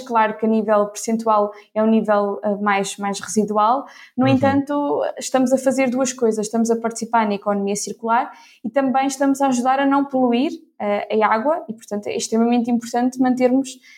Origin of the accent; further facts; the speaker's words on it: Ílhavo, Centro, Portugal; also born or lived in Porto; Fiz, fiz por cá a, a minha escola, portanto, desde o, desde o ensino básico ao ensino secundário